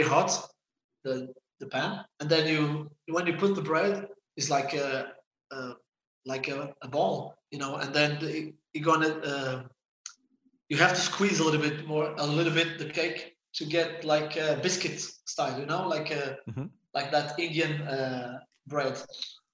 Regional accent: Santo António, Madeira, Portugal; English is a second language; moved away; I'm from Sant Antonio. From Sant Antonio. It's the same village of Cristiano

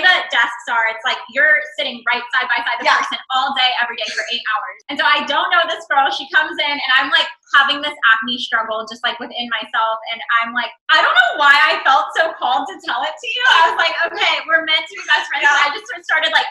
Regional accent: Dallas, Texas, United States; 26 years old, and I am from Dallas, Texas.

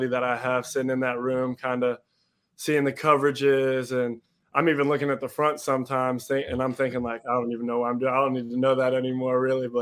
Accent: Cincinnati, Ohio, United States; growing up in Cincinnati, I'm coming to games as a young kid

